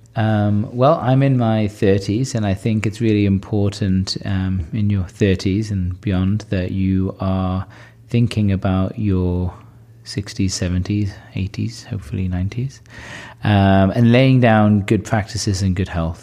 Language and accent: English; Newcastle upon Tyne, North East England, United Kingdom; moved away as an adult; now in California, United States; from Newcastle